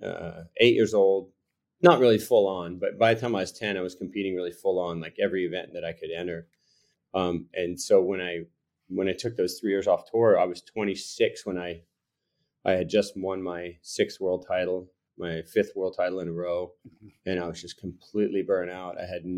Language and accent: English; Florida, United States; cause I'm from Florida.